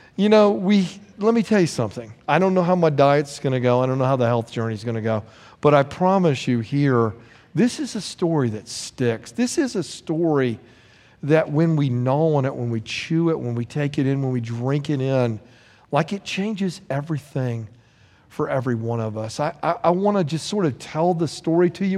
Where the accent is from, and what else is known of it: United States